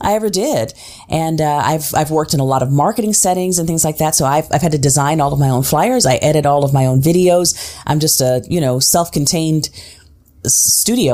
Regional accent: Tulsa, Oklahoma, United States; also born or lived in Switzerland / Nashville, Tennessee / New York; now in Philadelphia, United States; my hometown of Tulsa, Oklahoma

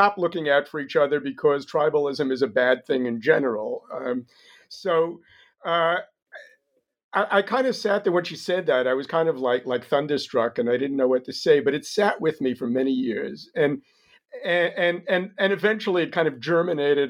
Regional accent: New York, United States; moved away as an adult; now in Israel; I grew up in New York

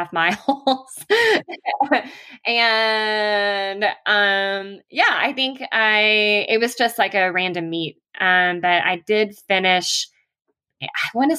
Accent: the South, United States; moved away as an adult; now in Flagstaff, United States; I am a Southerner

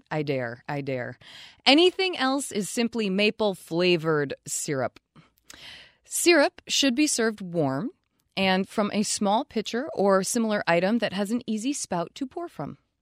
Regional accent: Vermont, United States; We're from Vermont. We are literally from the land that tries to claim its fame as maple syrup

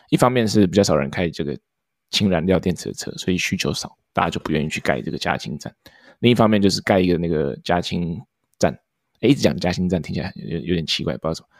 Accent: Taiwan; now in United States; 台湾跟美国嘛，毕竟就是我们出生的地方跟我们现在的地方

